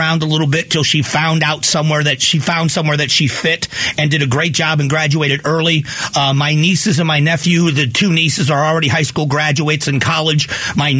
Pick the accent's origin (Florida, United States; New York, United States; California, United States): Florida, United States; Fort Myers; my hometown where I grew up in Fort Myers, Florida